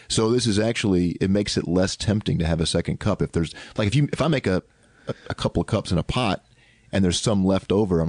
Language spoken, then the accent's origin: English; the South, United States; accent: Southern; they don't know I'm from the South.